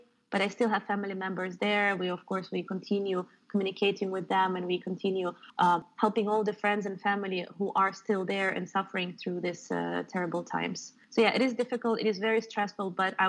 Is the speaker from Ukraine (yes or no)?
yes; Donetsk, Donetsk Oblast, Ukraine; now in Belgium; I'm originally from Donetsk.